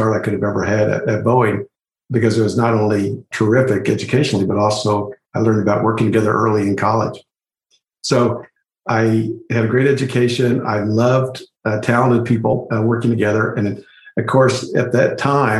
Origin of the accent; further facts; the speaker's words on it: Lawrence, Kansas, United States; moved away; I grew up in the Midwest in Kansas, and actually in Lawrence, where the University of Kansas is